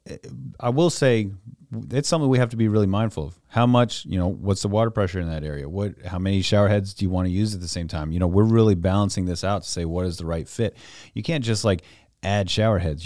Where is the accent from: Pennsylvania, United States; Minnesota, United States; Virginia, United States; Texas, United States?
Virginia, United States; Louisa County; I grew up out in Louisa County